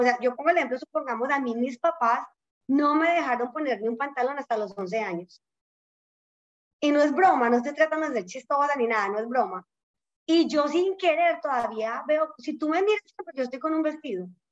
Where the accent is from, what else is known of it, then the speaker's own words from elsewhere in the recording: Colombia; accent: Colombian; moved away as an adult; now in United States; yo crecí en Colombia